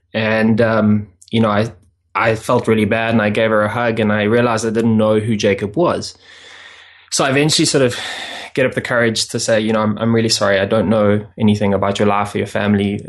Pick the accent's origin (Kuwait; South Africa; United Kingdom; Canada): South Africa; I'm originally from South Africa